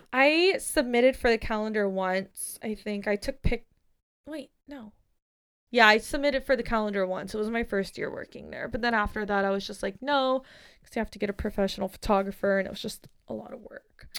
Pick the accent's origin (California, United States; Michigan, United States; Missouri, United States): California, United States; San Diego; I'm from San Diego